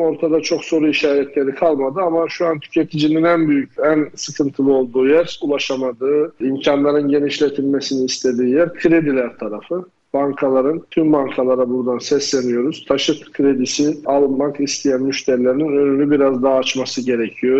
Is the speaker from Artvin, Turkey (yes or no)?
no; Erzurum, Turkey; ben de Erzurumluyum